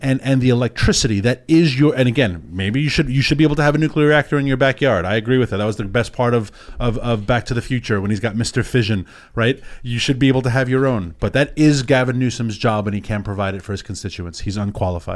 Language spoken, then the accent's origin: English; New York City, New York, United States; I did growing up in New York City